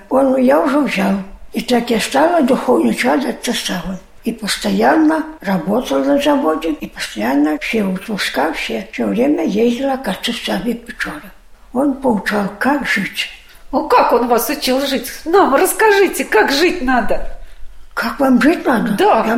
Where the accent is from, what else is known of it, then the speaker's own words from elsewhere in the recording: Belarus; now in Saint Petersburg, Russia; Я сюда, из Беларуси приехала сюда, к своей тете.